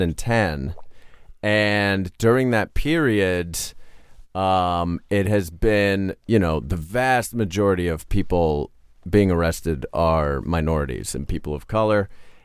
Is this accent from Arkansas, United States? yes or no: no; Pittsburgh, Pennsylvania, United States; now in Los Angeles, United States; I'm from Pennsylvania and Pittsburgh specifically.